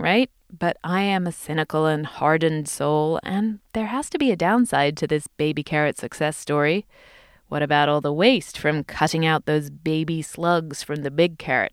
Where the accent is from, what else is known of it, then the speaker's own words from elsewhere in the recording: United Kingdom; accent: British English; as a British English speaker